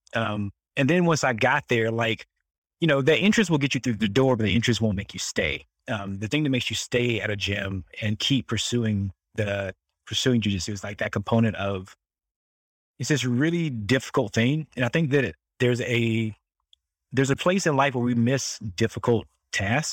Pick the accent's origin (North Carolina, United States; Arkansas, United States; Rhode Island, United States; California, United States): North Carolina, United States; Southeast; I grew up in the South, like, same small town as you still live in, this little small six hundred people town in Southeast North Carolina